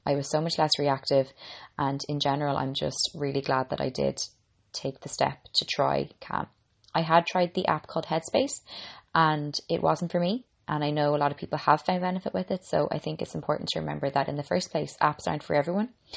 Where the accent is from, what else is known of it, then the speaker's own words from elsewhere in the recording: Ireland; I'm an Irish girl